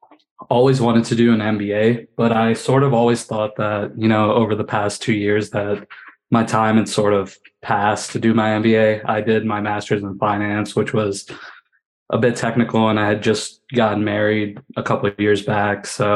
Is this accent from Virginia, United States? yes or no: yes; Northern Virginia, United States; And I grew up in the Northern Virginia area as well.